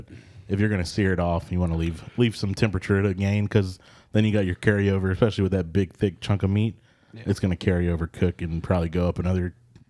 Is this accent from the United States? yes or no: yes; Texas, United States; First of all, I'm not a Southerner. I am a Texan.